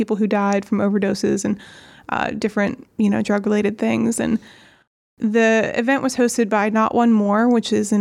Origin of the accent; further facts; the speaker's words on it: New Castle, Pennsylvania, United States; moved away as an adult; also born or lived in Pittsburgh, Pennsylvania; now in Ambridge, United States; I grew up in Newcastle in Lawrence County